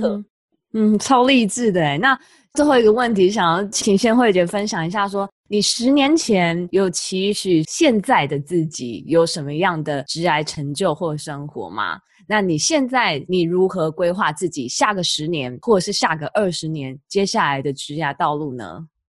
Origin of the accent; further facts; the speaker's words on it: Taiwan; moved away as an adult; also born or lived in Boston; now in United States; 我自己也是来自台湾，我也是接受台湾的教育，从小长大